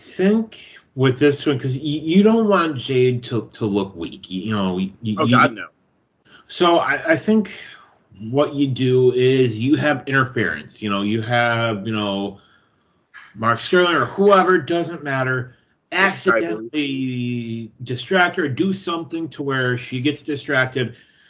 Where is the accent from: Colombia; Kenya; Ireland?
Ireland; Hey, I'm Irish, so what can I say? Potatoes.